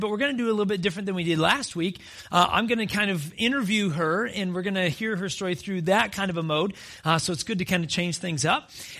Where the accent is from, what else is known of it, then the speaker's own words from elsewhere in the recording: Alabama, United States; also born or lived in North Carolina; All of a sudden, I came from Alabama. Like, that's our heartbeat, man.